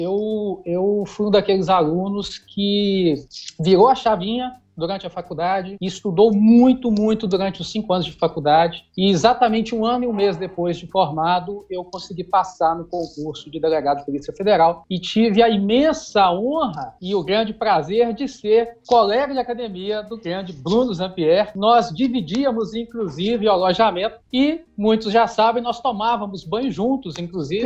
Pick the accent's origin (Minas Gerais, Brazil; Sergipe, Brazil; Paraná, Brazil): Minas Gerais, Brazil; Itabira; Eu sou natural de Tabira, que fica a 100 quilômetros de Belo Horizonte.